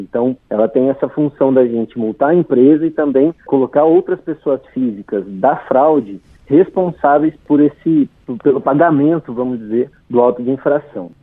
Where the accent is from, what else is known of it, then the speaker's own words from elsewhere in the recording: Poços de Caldas, Minas Gerais, Brazil; da cidade de Pós de Caldas, Minas Gerais, que é a minha cidade natal.